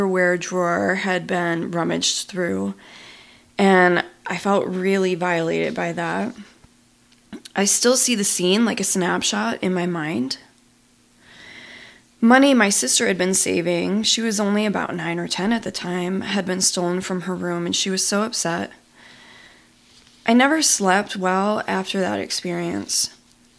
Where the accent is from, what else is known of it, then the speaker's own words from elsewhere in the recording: Buffalo, New York, United States; moved away as an adult; I grew up in Buffalo, New York